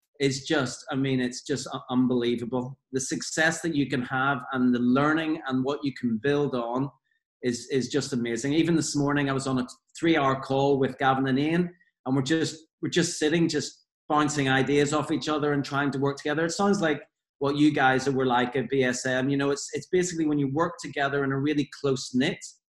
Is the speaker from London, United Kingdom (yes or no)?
no; Belfast, Northern Ireland, United Kingdom; obviously I'm from Northern Ireland. I grew up in the, you know, I'm a 70s child, but grew up in Belfast in the 80s